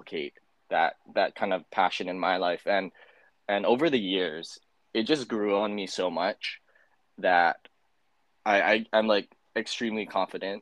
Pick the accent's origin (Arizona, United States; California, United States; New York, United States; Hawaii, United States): Hawaii, United States; I'm Native Hawaiian or I have to be Native Hawaiian to attend the school